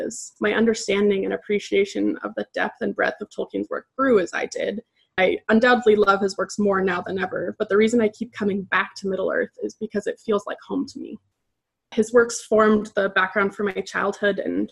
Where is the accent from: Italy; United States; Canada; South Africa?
Canada; Edmonton, Alberta; I'm from Edmonton, Alberta, Canada